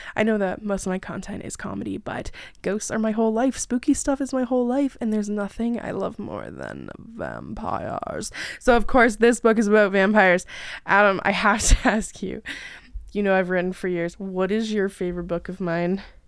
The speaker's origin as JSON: {"language": "English", "area": "about an hour away from Toronto", "region": "Ontario", "country": "Canada", "said": "I am Canadian, about an hour away from Toronto."}